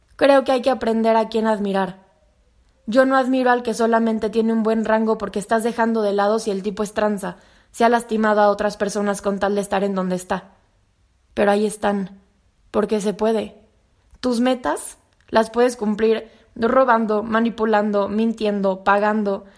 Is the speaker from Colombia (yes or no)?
no; Mexico